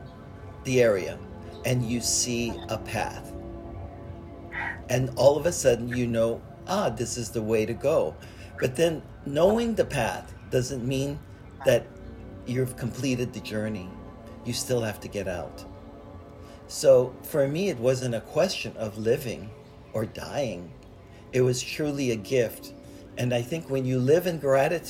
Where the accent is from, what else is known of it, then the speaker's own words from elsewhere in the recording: Hawaii, United States; I was born in Hawaii, into a Buddhist family